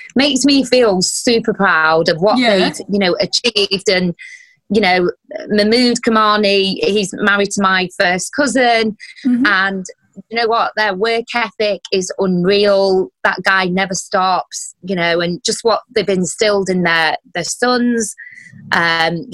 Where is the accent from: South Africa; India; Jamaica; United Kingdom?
United Kingdom; I'm a British Asian, I was born here